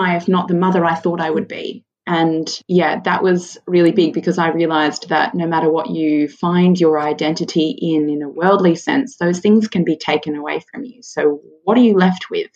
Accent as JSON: {"language": "English", "town": "Sydney", "region": "New South Wales", "country": "Australia", "tie": "born or raised there", "moved": "as an adult", "lives_now": "Central Coast, Australia", "said": "I grew up in Sydney, but um, Matt and I moved to the Central Coast two years ago"}